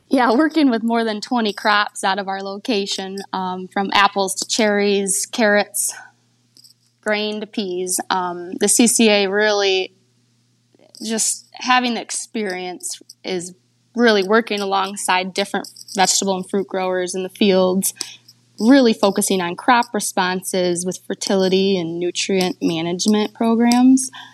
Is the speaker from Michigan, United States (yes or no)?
yes; Michigan, United States; I grew up on my family's fruit and vegetable farm in Michigan.